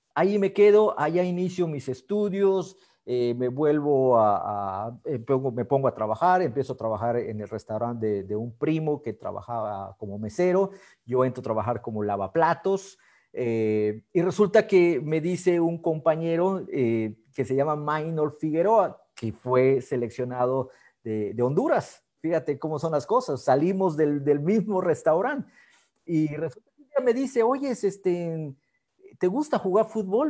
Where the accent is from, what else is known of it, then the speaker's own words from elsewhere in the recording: Mexico; also born or lived in United States; yo quería ser futbolista profesional en mi país, aquí en México